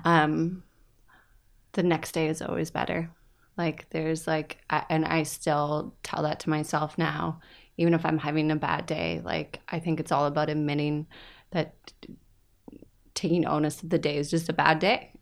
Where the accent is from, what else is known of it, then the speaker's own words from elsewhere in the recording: Woodstock, Ontario, Canada; moved away; I'm originally from Woodstock